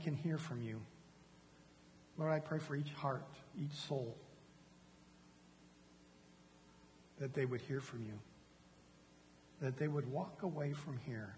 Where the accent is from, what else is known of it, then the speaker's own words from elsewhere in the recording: San Diego, California, United States; now in Houston, United States; I come from San Diego, California